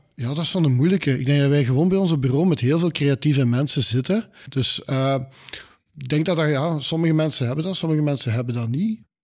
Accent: Limburg, Flanders, Belgium; als Limburgers is dat zo'n beetje onze DNA

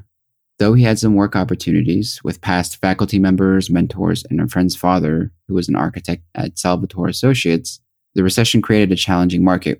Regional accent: Springfield, Missouri, United States; also born or lived in Los Angeles, United States; Originally born in the heart of Los Angeles to parents who immigrated from Korea, I grew up in Springfield, Missouri from the age of 5. Moving to Springfield came with its challenges for me. Being a predominantly white area

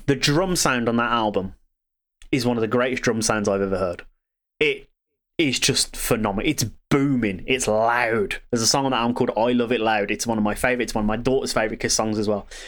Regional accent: Birmingham, West Midlands, United Kingdom; I'm from Birmingham.

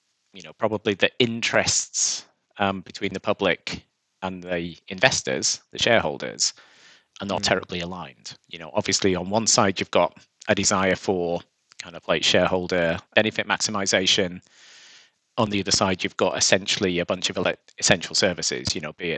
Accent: Seascale, North West England, United Kingdom; moved away as an adult; also born or lived in York; I grew up in Seascale

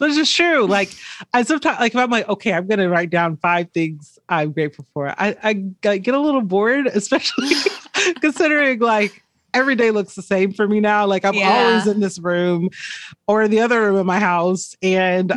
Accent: Georgia, United States; moved away as an adult; now in Los Angeles, United States; I grew up in Georgia

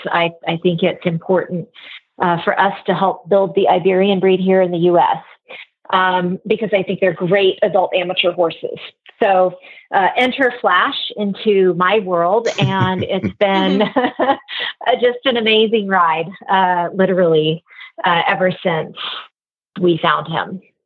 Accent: Missouri, United States; now in Oregon, United States; my parents' place where I grew up in Missouri

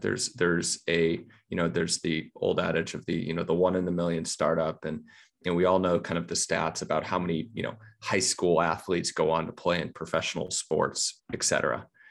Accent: United States

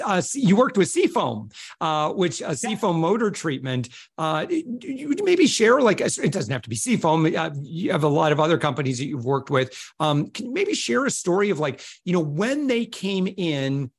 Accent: Plainwell, Michigan, United States; accent: Michigan accent; moved away as an adult; now in Florida, United States; my hometown of Plainwell

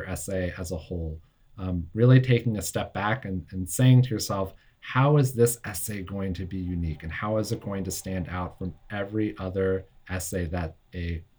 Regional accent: United States; I only live about 20 miles from Manhattan

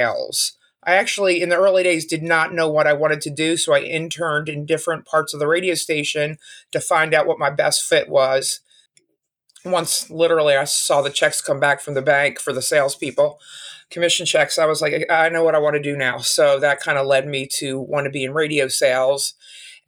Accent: Philadelphia, Pennsylvania, United States; also born or lived in Arizona; I'm from Philadelphia

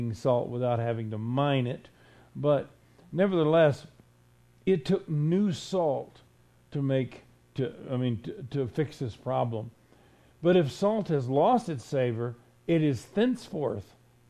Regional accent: Florida, United States; I was raised in Florida

